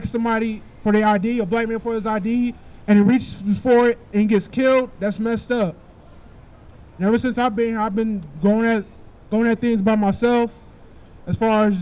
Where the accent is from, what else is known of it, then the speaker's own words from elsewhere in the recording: Akron, Ohio, United States; moved away as an adult; now in Washington, United States; I moved here from Ohio a little under a year ago. I'm from Akron